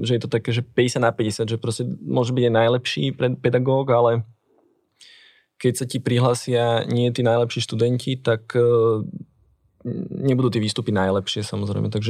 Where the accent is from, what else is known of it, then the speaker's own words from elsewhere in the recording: Bratislava, Bratislava Region, Slovakia; som na Transkom mýte, teda kúsok od Istropolisu.